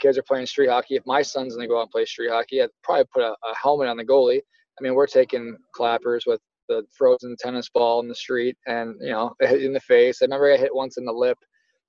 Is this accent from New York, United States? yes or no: yes; Buffalo, New York, United States; growing up in Buffalo, New York